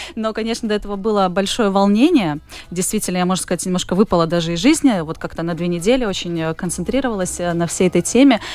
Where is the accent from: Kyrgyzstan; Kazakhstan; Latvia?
Latvia; Jelgava; also born or lived in Plymouth; now in Riga, Latvia; я вообще сама из Елгавы, у меня родители в Елгаве тоже живут